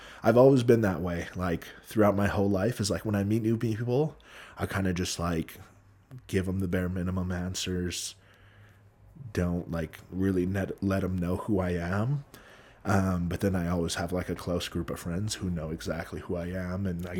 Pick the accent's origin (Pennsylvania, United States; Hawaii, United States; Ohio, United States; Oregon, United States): Hawaii, United States; Growing up in Hawaii, can I confirm it's a dream?